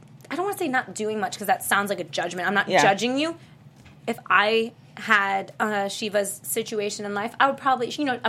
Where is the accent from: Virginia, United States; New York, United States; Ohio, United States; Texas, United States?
Ohio, United States; I'm from Ohio